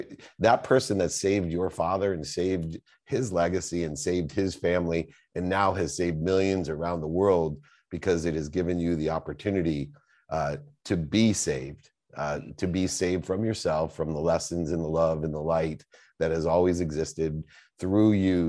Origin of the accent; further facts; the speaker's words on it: Bronx, New York, United States; I come from the Bronx and his family, and you know, and I've got a college education.